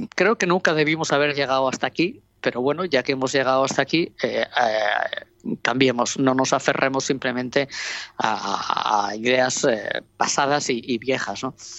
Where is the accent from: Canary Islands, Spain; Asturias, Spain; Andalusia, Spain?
Asturias, Spain; Oviedo; now in Gijón, Spain; Yo soy de Oviedo, vivo en Gijón y la verdad es que lo que soy es asturiana